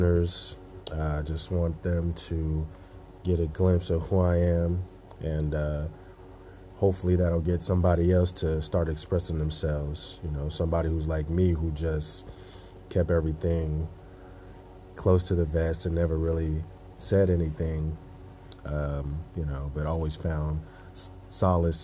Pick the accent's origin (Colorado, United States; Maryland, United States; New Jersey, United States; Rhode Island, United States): New Jersey, United States; Burlington; I'm from New Jersey, from a small town in New Jersey, Burlington, New Jersey.